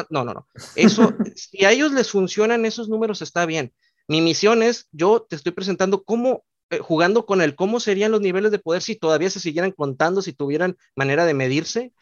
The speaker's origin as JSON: {"language": "Spanish", "country": "Mexico", "tie": "born or raised there", "said": "yo también soy originario de México"}